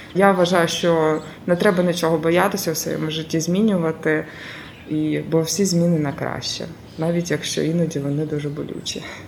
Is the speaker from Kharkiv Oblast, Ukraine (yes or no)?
no; Krasnyi Luch, Luhansk Oblast, Ukraine; moved away as an adult; now in Zaporizhzhia, Ukraine; моїм рідним містом було місто Красний Луч Луганської області